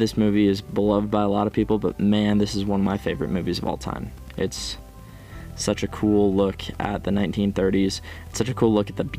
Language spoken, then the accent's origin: English; United States; I'm from the Northwest, Midwest